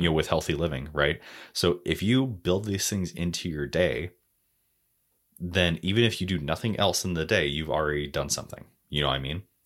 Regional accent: United States; accent: American

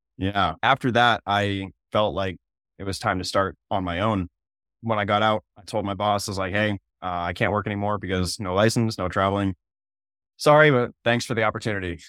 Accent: Maine, United States; moved away as an adult; now in South Dakota, United States; I'm originally from Maine

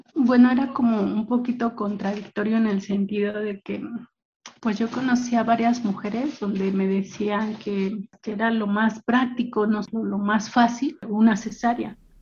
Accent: Mexico City, Mexico; now in State of Mexico, Mexico; Soy eh, del Estado de México, ya tengo viviendo acá aproximadamente unos 10, 15 años, aunque nací en el Distrito Federal

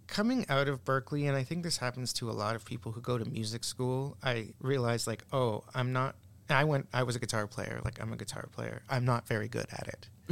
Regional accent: Canada; also born or lived in Boston, United States; I'm Canadian

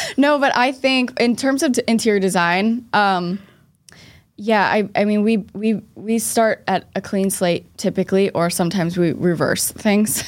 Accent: Boston, Massachusetts, United States; I'm from Boston

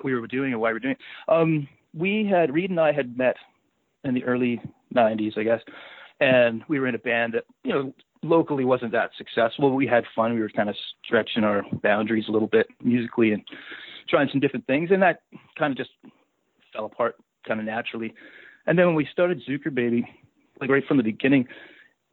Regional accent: Saskatchewan, Canada; moved away as an adult; also born or lived in Calgary; growing up in Saskatchewan

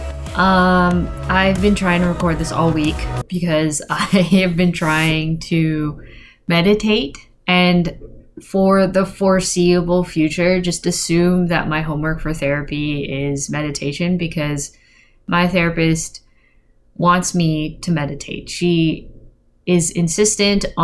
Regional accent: Philippines; I'm Filipino

